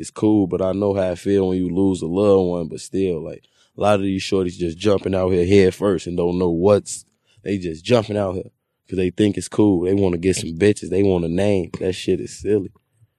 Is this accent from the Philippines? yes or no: no; Chicago, Illinois, United States; I'm from East Side